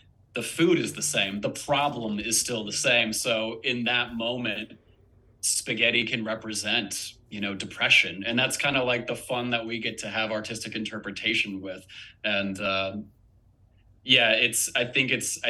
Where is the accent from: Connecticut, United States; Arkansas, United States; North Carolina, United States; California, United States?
North Carolina, United States; Wilmington; moved away; I'm from Wilmington, North Carolina originally